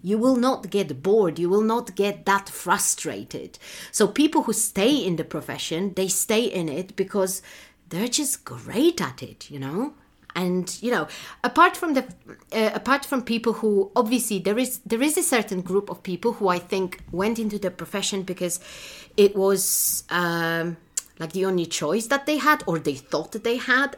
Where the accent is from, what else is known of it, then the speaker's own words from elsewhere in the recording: Poland; moved away; in my home country, in Poland